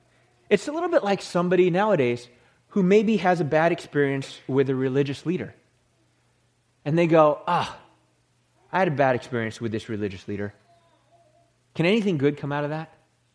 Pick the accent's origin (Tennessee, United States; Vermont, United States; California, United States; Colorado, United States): California, United States; Silicon Valley; I'm from Silicon Valley.